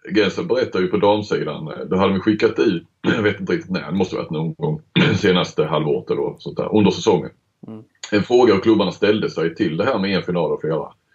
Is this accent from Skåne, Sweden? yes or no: yes; Skåne, Sweden; moved away as an adult; also born or lived in Stockholm; Jag är ju skåning